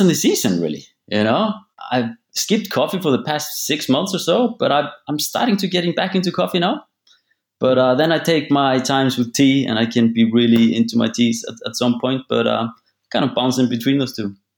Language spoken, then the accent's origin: English; Akureyri, Northeastern Region, Iceland; moved away as an adult; also born or lived in Sweden; I'm from North Iceland. It's a, it's a small town called Akureyri. Um, actually, the second biggest city in Iceland, but uh, it's only population of about 18,000 people. I was born in Sweden, actually, but then I moved here when I was uh, just two years old